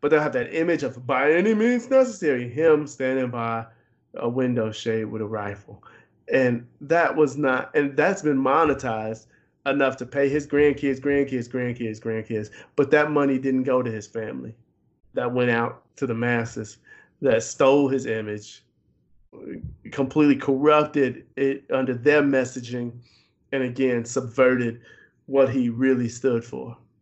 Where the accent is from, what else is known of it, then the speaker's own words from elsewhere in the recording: Chicago, Illinois, United States; not just as a Chicagoan